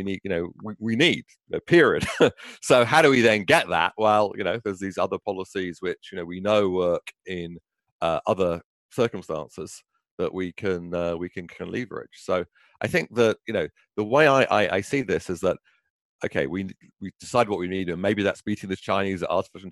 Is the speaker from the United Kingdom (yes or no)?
yes; United Kingdom; moved away; in my own home country, you know, where I was born in Britain.